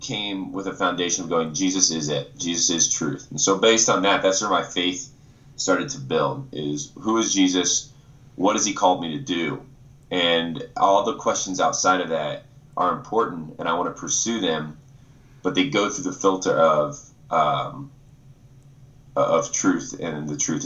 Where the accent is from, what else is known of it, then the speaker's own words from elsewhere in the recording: Winona Lake, Indiana, United States; moved away; I grew up in Indiana, an incredible family. I'm an only child and I was raised in the church. I actually come from Winona Lake, Indiana